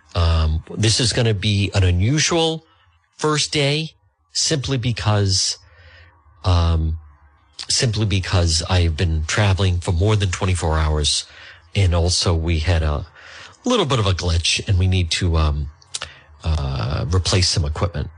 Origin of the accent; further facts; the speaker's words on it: Edgewood, United States; also born or lived in New York; growing up in Edgewood